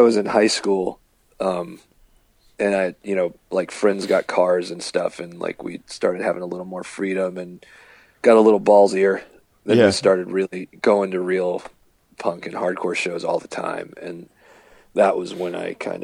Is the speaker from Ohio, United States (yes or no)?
no; Virginia, United States; I grew up in Virginia